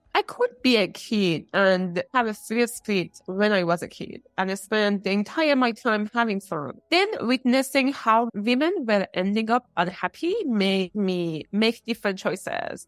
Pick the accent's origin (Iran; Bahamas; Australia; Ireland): Iran; moved away; In two small towns in Iran.